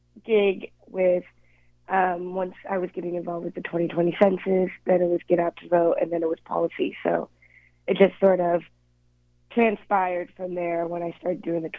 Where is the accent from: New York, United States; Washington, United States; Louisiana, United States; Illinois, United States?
Washington, United States; Tacoma; also born or lived in Seattle; I was born in Seattle, but moved a lot throughout Washington State. But I had my performative years, I guess you could say, in Tacoma. So I always say that Tacoma raised me.